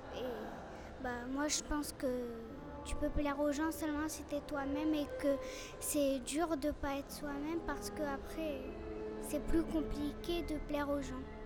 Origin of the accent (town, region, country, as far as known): Casablanca, Casablanca-Settat, Morocco; born or raised there; also born or lived in Canada